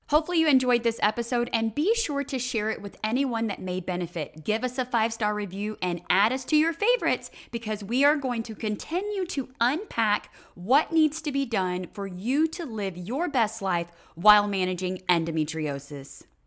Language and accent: English; Colorado, United States; I'm from Colorado